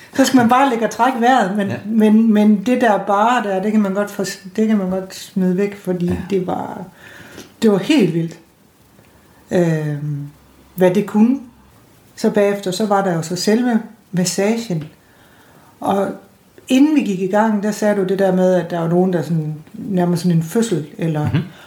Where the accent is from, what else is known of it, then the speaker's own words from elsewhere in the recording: North Jutland, North Denmark Region, Denmark; nu er jeg sådan nordjyde